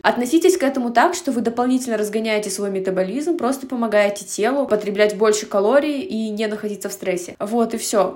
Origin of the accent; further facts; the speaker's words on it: Russia; moved away as an adult; now in Almaty, Kazakhstan; я этническая казашка, но я родилась и выросла в России